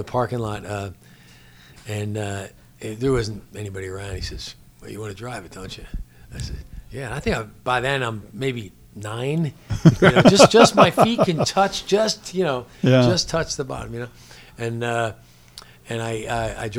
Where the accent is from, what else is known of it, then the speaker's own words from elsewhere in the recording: New Jersey, United States; accent: New Jersey; moved away; I grew up in New Jersey